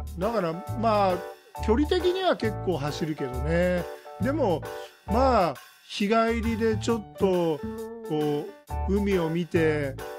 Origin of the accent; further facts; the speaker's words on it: Zushi, Kanagawa, Japan; also born or lived in Yokosuka; 横須賀で生まれて逗子で育って、はい、でまああのずっとこの辺からは離れたこと